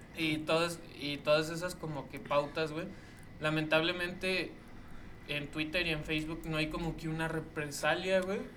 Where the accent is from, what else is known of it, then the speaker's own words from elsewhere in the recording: Mexico; paisa o como mexicano